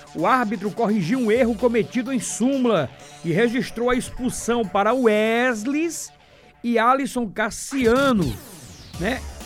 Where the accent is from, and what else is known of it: Paraíba, Brazil